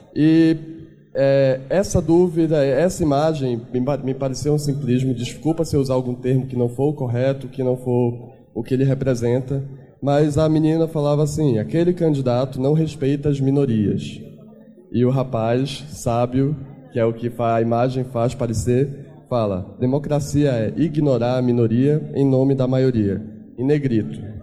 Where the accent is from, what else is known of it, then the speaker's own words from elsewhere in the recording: Belém, Pará, Brazil; eu sou de Belém do Pará, longe pra caramba